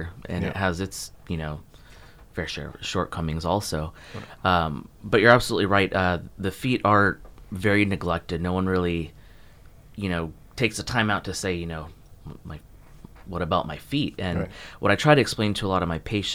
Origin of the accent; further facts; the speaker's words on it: Texas, United States; moved away as an adult; also born or lived in South Florida; now in Jupiter, United States; I was born and raised in Texas and then moved here for podiatry school